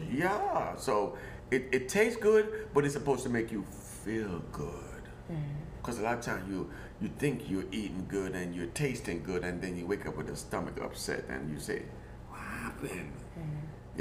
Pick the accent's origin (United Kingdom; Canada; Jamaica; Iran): Jamaica; also born or lived in Germany; now in Portland, United States; growing up in Jamaica